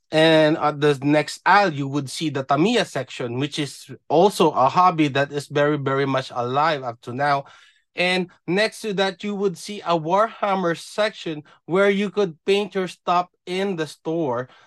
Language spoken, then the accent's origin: English; Philippines; now in Japan; being a Filipino, being from the Philippines